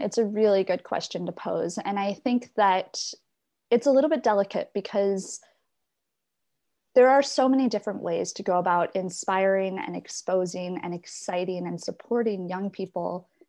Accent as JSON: {"language": "English", "country": "Ireland", "tie": "born or raised there", "said": "people like me and those growing up in Ireland right now"}